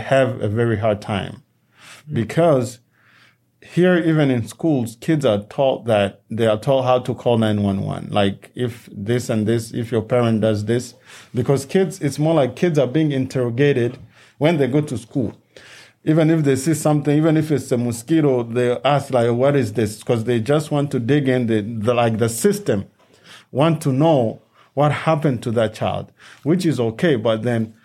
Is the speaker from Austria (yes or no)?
no; DR Congo; now in United States; a country where we come from, the Democratic Republic of Congo